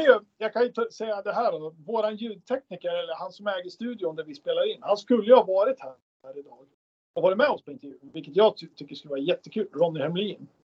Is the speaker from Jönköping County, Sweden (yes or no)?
no; Gävle, Gävleborg County, Sweden; lilla Gävle där vi kommer ifrån.